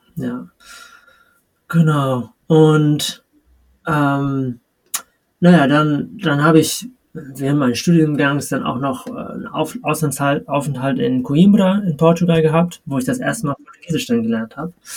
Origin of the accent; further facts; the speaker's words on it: Kiel, Schleswig-Holstein, Germany; moved away; also born or lived in Madrid, Spain; meine Heimatstadt ist Kiel